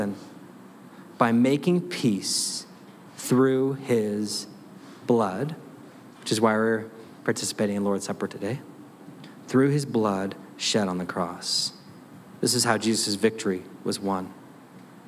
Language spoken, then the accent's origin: English; United States; I'm a pastor. I'm an American.